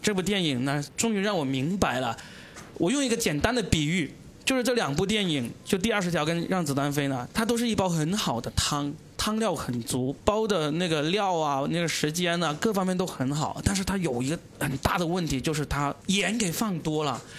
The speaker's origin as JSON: {"language": "Chinese", "region": "Guangdong", "country": "China", "said": "作为一个广东人"}